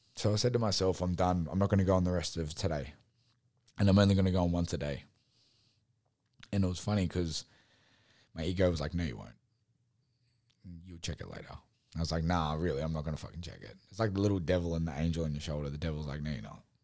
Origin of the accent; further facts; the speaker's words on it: Sydney, New South Wales, Australia; I said, Sydney.